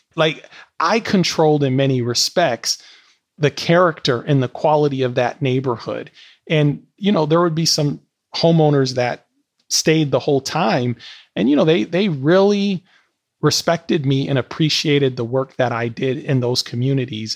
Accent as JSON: {"language": "English", "town": "Milwaukee", "region": "Wisconsin", "country": "United States", "tie": "born or raised there", "moved": "as an adult", "said": "Milwaukee's still my hometown"}